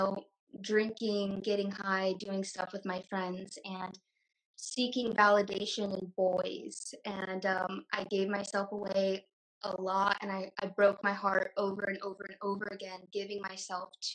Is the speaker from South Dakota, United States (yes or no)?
no; Indiana, United States; moved away as an adult; also born or lived in Tempe, Arizona; I grew up in Indiana and I moved to Arizona.